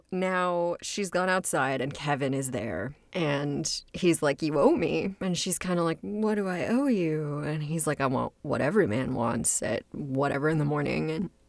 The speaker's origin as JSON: {"language": "English", "region": "Scotland", "country": "United Kingdom", "said": "I was an archaeology major and that I was originally from Scotland."}